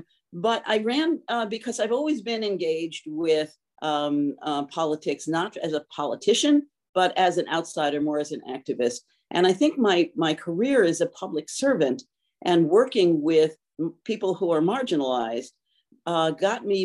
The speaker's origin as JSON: {"language": "English", "town": "New York City", "region": "New York", "country": "United States", "tie": "born or raised there", "moved": "as an adult", "lives_now": "Syracuse, United States", "said": "I come from an apartment complex, a tenement, a rent-controlled apartment complex in the Bronx in New York City"}